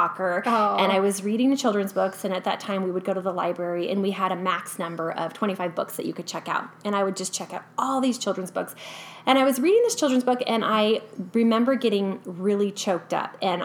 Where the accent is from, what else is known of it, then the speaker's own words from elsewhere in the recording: California, United States; moved away as an adult; now in Boise, United States; born and raised in California